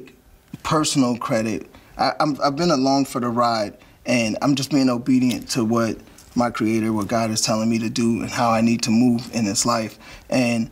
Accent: Gary, Indiana, United States; I'm from Gary, Indiana

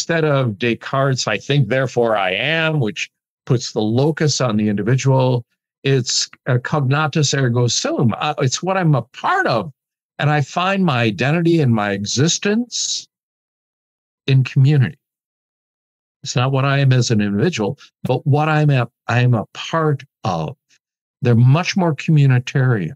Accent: Midwest, United States; I'm a Midwesterner, and I'm raised on individualism

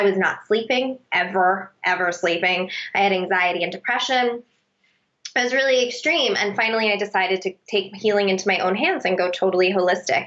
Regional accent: Northeast, United States; moved away; I grew up on the Northeast

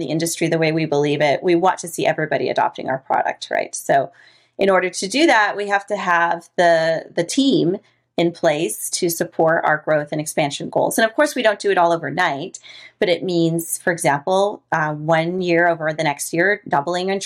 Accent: Costa Rica; moved away; I'm from Costa Rica. One thing you and I didn't talk about is the fact that I'm actually from Latin America, which is where I grew up

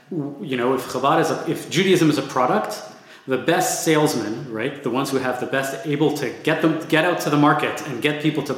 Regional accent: Montreal, Quebec, Canada; I grew up in Montreal in a fairly big Chabad community

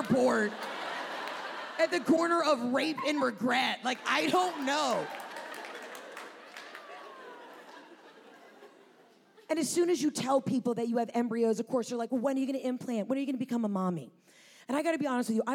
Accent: Atlanta, Georgia, United States; I'm from Atlanta

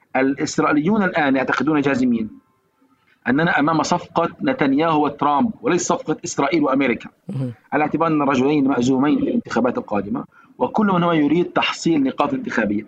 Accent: Palestine

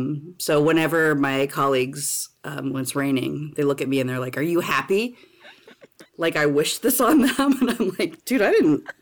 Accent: East Coast, United States; now in Seattle, United States; I am a high school teacher at Seattle Prep in Seattle, Washington. I am a transplant from the East Coast

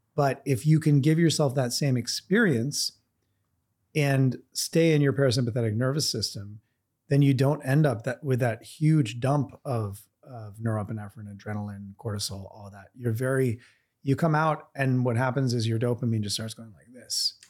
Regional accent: Vermont, United States; I grew up in Vermont in a very cold climate

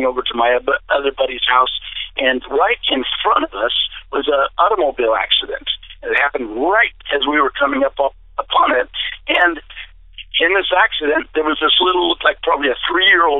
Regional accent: DeFuniak Springs, Florida, United States; back to my hometown in Dufuniac Springs, Florida

